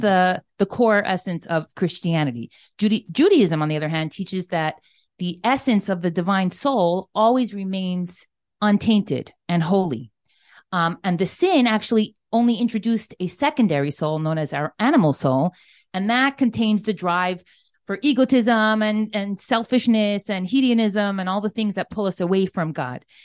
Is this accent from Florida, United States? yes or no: yes; Miami Beach, Florida, United States; moved away as an adult; also born or lived in New York City; I'm a Floridian, born and raised. I grew up in Miami Beach, Florida, typical American